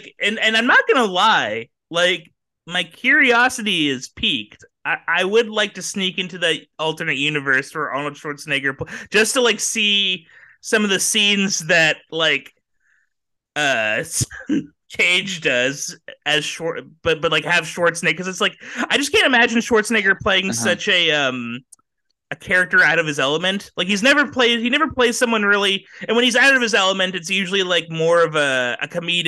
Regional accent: Ireland; Oh yeah. By the way, I'm Irish.

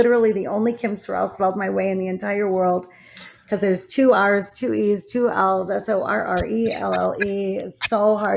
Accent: Saginaw, Michigan, United States; I was born in Saginaw, Michigan.

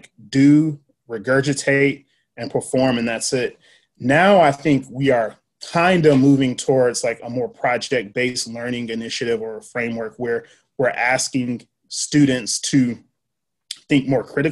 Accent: Nashville, Tennessee, United States; I grew up in Antioch. So I went to Antioch Public School or Nashville Public Schools, J.E. Moss, JFK, Antioch High School.

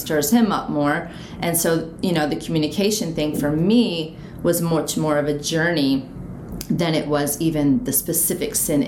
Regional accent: United States; also born or lived in Northeast US (Maryland); now in Philippines; we're both from the USA

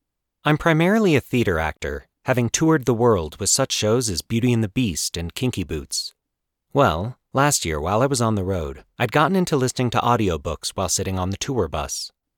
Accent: Colorado, United States; moved away; I am recording this intro a few days after returning to Colorado, my home state. It's fun doing this here since it's where I grew up

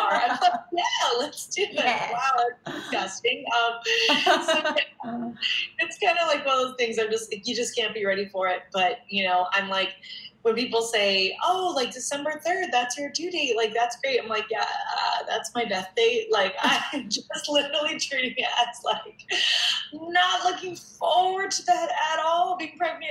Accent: Denver, Colorado, United States; now in New York City, United States; I'm from Denver, Colorado

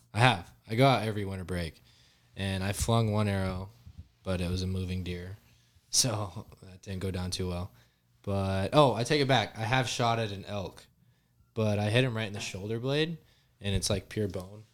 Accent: Yuma, Arizona, United States; So, Cam and I grew up in Yuma

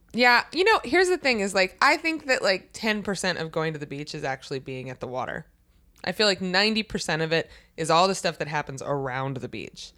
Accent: near Baltimore, Maryland, United States

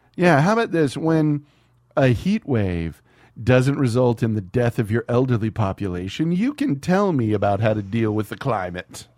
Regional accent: the South, United States; growing up in the South

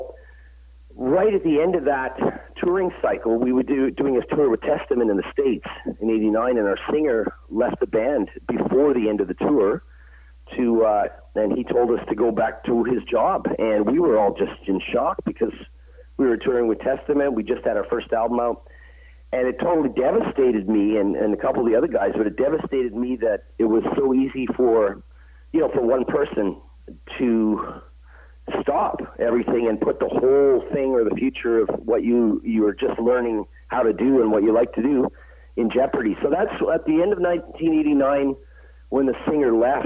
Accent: Canada; Canada, my home country

